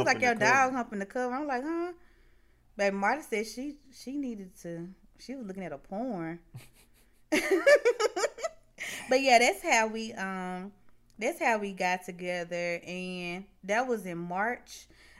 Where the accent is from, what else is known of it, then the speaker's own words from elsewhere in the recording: Mississippi, United States; That's weird, and it's already kind of cliche because we're from Mississippi and people have got that stupid stereotype tied to it.